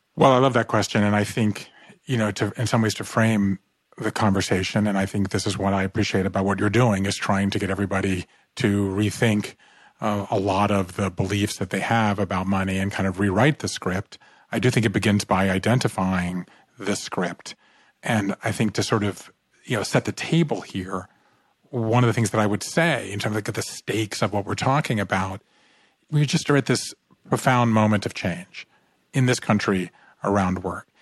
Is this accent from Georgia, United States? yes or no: yes; Savannah, Georgia, United States; moved away; I grew up in Savannah, Georgia